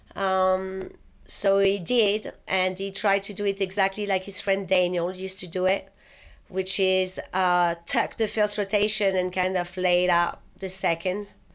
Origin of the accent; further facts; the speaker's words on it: Paris, Île-de-France, France; English is a second language; moved away as an adult; also born or lived in London, United Kingdom; now in United States; I was born in Paris, and I was born and raised there, and I was there all the way until my twenty-second or twenty-third birthday